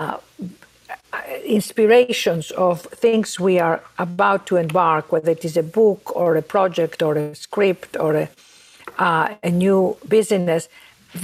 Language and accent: English; Athens, Attica, Greece; now in New York, United States; I was born and raised in Athens, Greece, as you can all hear from my accent